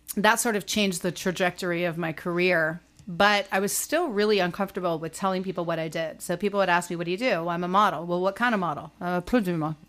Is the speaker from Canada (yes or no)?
yes; Canada; moved away as an adult; also born or lived in Toronto / New York; being Canadian